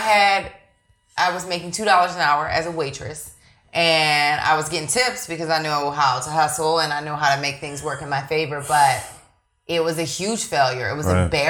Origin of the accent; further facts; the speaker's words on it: Philadelphia, Pennsylvania, United States; now in California, United States; I'm from Philadelphia, Pennsylvania. I grew up there. I grew up between South and West Philadelphia